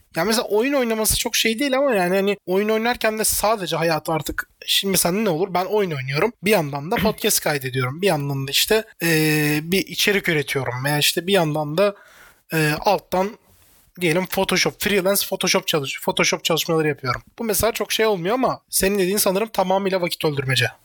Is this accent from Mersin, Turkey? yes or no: yes; Mersin, Turkey; also born or lived in Adana; Hepimiz daha çok Mersin'de yaşamışız.